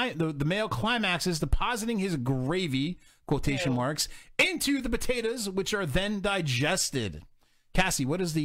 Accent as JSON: {"language": "English", "region": "California", "country": "United States", "said": "Don't you know that I'm from California?"}